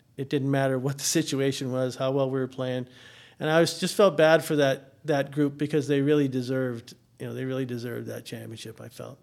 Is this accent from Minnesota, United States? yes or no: yes; Minnesota, United States; moved away as an adult; also born or lived in Missouri; now in Atlanta, United States; I'm from Minnesota